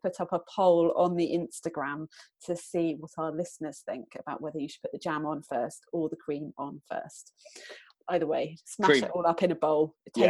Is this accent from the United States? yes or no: no; Cornwall, South West England, United Kingdom; growing up in Cornwall